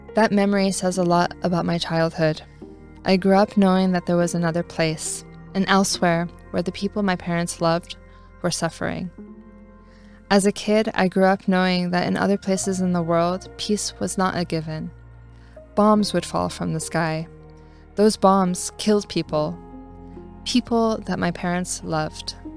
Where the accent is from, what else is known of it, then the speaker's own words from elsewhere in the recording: California, United States; moved away as an adult; also born or lived in Paris, France; I grew up in California